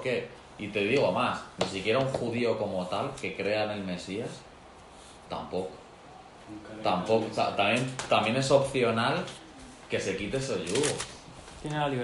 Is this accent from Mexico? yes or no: no; Spain; Yo como español